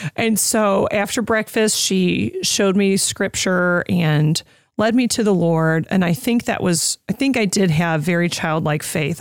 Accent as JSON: {"language": "English", "town": "Oswego", "country": "United States", "tie": "born or raised there", "moved": "yes", "said": "Back in Oswego, in my hometown"}